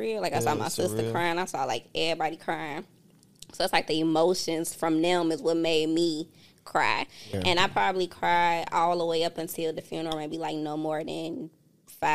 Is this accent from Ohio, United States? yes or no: no; Chicago, Illinois, United States; moved away; I had a good life growing up. I didn't experience all of the things that y'all normally hear about Chicago